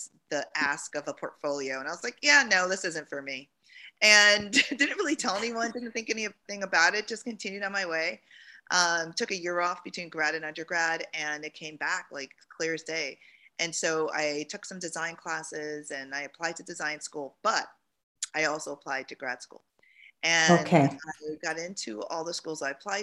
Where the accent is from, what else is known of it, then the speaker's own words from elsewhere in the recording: Jamaica; moved away; And I'm from Jamaica. I was born there and my parents immigrated here